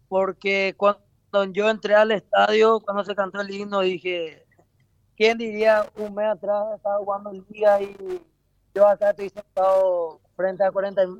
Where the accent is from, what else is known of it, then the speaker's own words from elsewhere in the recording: Isla Pucú, Cordillera, Paraguay; Yo soy de Isla Pucú.